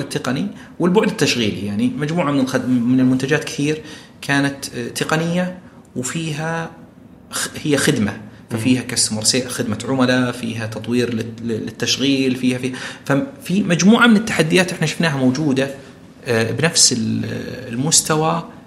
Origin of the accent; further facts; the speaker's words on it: Saudi Arabia; كثير عندنا بالسعوديه